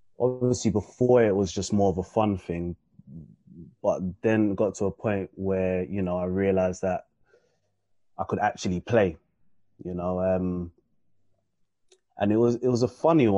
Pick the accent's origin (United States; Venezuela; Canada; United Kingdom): United Kingdom; London; I grew up in Camberwell